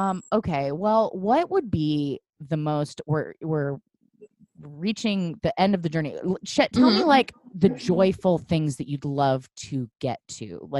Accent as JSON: {"language": "English", "town": "Portland", "country": "United States", "tie": "born or raised there", "moved": "as an adult", "lives_now": "Los Angeles, United States", "said": "I grew up in Portland and I stayed for quite a while."}